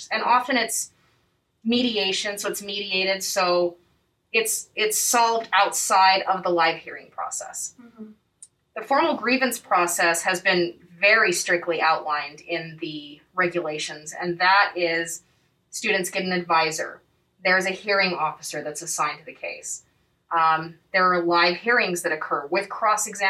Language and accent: English; Utah, United States; also born or lived in Boston; I grew up here in Utah.